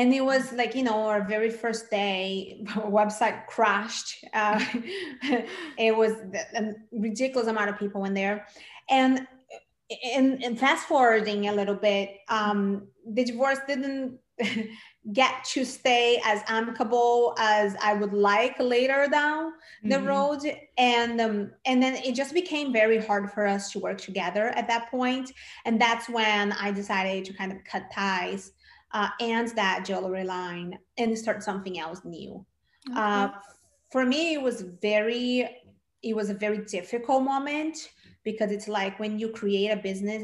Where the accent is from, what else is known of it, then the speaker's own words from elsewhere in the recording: Brazil; moved away as an adult; now in United States; I'm originally from Brazil. And when I first came to the States, I came to go to film school